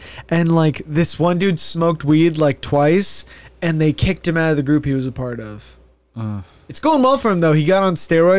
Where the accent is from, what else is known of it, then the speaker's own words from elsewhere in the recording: United States; as an American